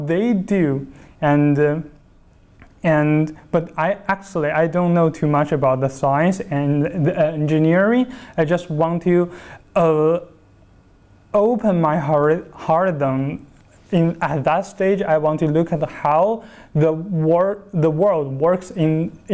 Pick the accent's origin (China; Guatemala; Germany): China; Chongqing; moved away as an adult; also born or lived in Hunan; now in Beijing, China; I was born in Chongqing, southwestern part of China, and I'm very proud to be a Chongqinger